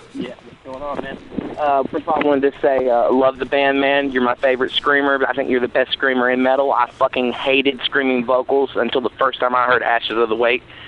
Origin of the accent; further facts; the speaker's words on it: Knoxville, Tennessee, United States; I'm from Knoxville.